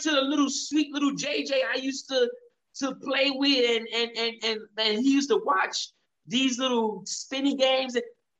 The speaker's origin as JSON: {"language": "English", "country": "United States", "tie": "born or raised there", "said": "who was born and raised in America"}